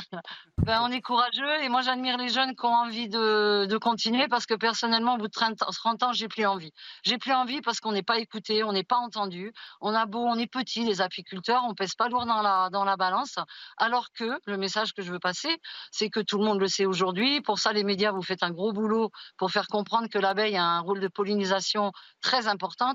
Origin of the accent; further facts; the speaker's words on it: Haute-Ariège, Occitania, France; chez moi en Haute-Ariège